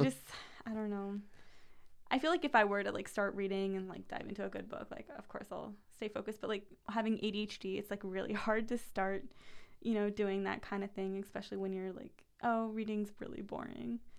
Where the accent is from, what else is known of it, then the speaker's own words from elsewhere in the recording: United States; also born or lived in Paris, France; I'm American